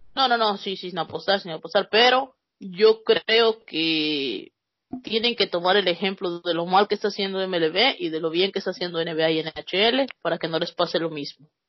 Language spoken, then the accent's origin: Spanish; Mexico; así somos los mexicanos